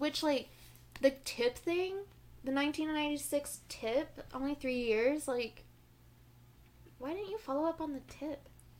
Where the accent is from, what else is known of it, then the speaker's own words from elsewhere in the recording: Spring, Texas, United States; I grew up in Spring, right? Over mm-hmm. by Houston.